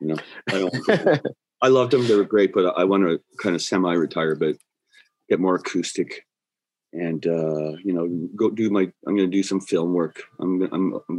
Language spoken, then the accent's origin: English; Canada; also born or lived in Dublin, Ireland; I was raised here